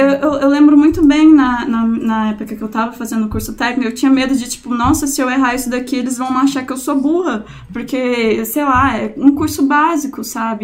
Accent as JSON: {"language": "Portuguese", "town": "Anápolis", "region": "Goiás", "country": "Brazil", "said": "Eu sou de Anápolis, né? Não sou de Goiânia"}